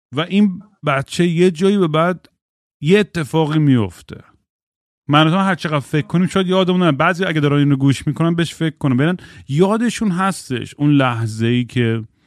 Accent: Eugene, Oregon, United States; moved away; من الان که به یوجین اورگن که سر میزنم به خونه بچگیم

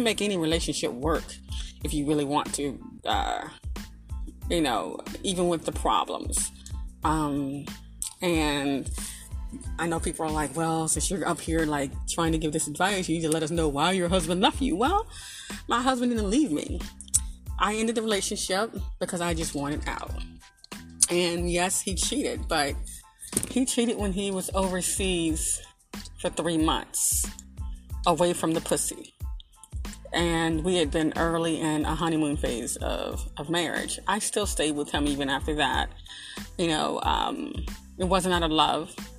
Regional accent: Arkansas, United States; I'm from the country. I'm from Arkansas

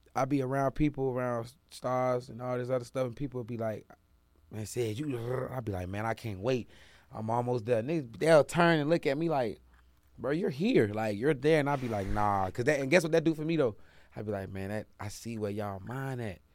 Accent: Jacksonville, Florida, United States; now in Atlanta, United States; for my city, my state, I love Florida, Del 904

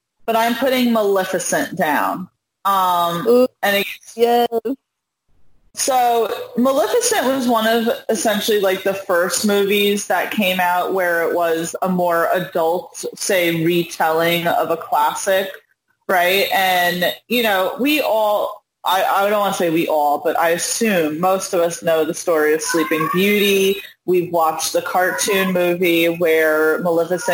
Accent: New York, United States; as a New Yorker

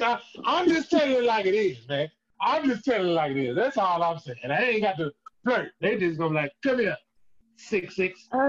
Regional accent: Galveston, Texas, United States; I'm from Texas. I'm from Texas

